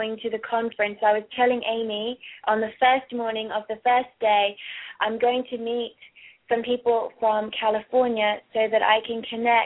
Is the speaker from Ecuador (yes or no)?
no; Kent, South East England, United Kingdom; also born or lived in London / Cornwall / Florida / Colorado; now in Australia; I am actually was born in Kent. In London, and I went to boarding school in Cornwall, which is the southwest of England. And then in 93, we moved to Florida